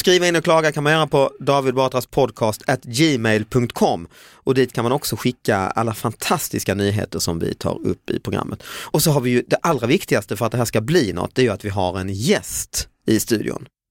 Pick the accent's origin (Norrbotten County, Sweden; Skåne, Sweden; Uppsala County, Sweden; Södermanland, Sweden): Skåne, Sweden; Lund; min hemstad Lund